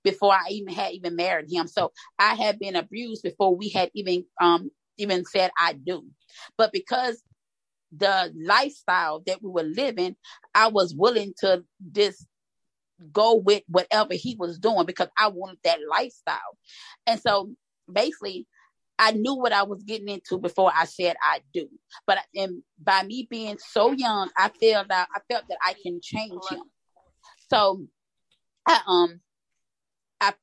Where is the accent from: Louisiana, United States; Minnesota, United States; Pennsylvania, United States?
Louisiana, United States; moved away as an adult; now in Texas, United States; I am originally from Louisiana, but I reside in Texas.